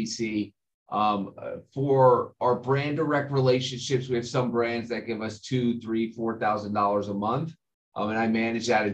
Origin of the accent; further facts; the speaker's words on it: New Jersey, United States; I grew up in New Jersey, born and raised